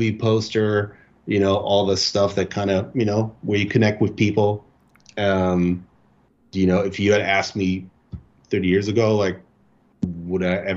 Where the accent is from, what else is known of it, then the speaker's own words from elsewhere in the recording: Germany; moved away as an adult; now in United States; I was born and raised in Germany. I've been living in the States for, I think, like 9 years now